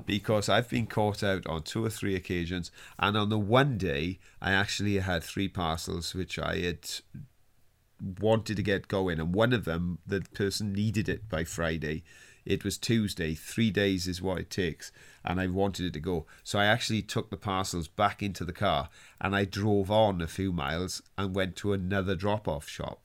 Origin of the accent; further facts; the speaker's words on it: Wales, United Kingdom; I was on strike as a Welsh miner